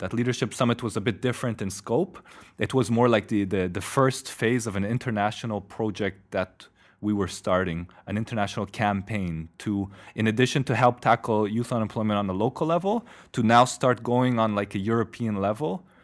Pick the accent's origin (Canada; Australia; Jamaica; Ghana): Canada; also born or lived in Poland; now in Brussels, Belgium; I'm Polish Canadian, live in Brussels now